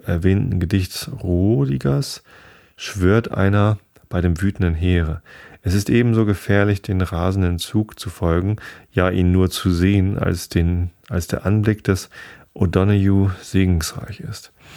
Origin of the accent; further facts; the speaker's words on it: Hamburg, Germany; als Hamburger